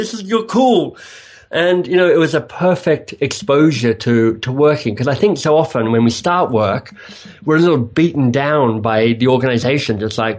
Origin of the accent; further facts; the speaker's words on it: Australia; moved away as an adult; also born or lived in England; So if people are wondering what my vaguely exotic accent is, I am a misplaced or displaced Australian. So I was Australian, I was carrying on there, and then I had the good luck to win a Rhodes Scholarship that whisked me away to England